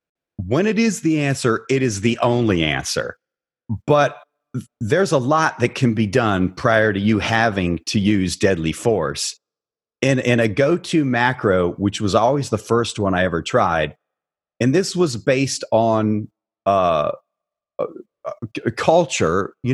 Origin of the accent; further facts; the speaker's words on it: Barberton, Ohio, United States; The culture where I was working in Dayton, Ohio was different than the culture I grew up in Northeastern Ohio in Barberton.